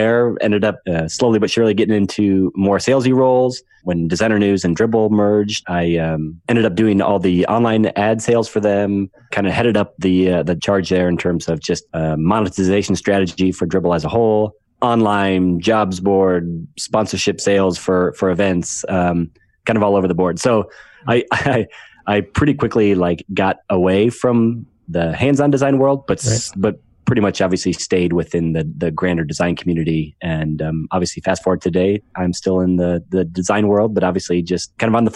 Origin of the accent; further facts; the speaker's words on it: Iowa, United States; I was born and raised in Iowa